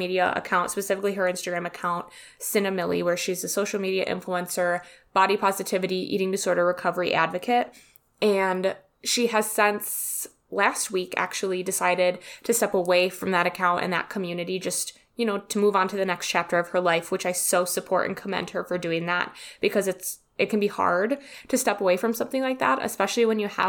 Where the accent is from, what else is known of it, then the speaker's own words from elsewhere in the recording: Wisconsin, United States; accent: Wisconsin; I'm from Wisconsin and I have such a disgusting Wisconsin accent.